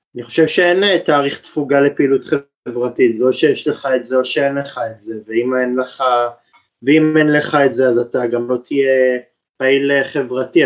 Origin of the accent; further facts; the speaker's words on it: Tel Aviv, Tel Aviv District, Israel; גדלתי בתל אביב